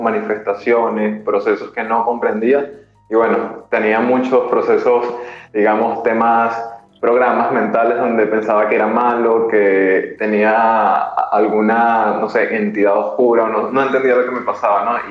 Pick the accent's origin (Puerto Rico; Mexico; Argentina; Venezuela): Venezuela; now in Peru; soy venezolano.